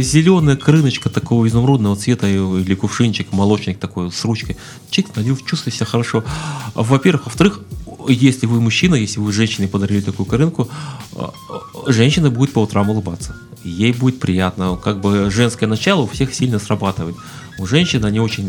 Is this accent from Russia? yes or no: yes; Siberia, Russia; moved away; also born or lived in Kuban; у меня род, предки из Кубани, я сам родился в Сибири